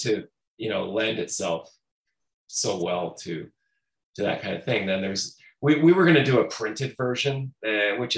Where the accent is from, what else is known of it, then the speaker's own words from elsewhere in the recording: St. Catharines, Ontario, Canada; now in Toronto, Canada; Born and raised in St. Catharines, but I've been living in Toronto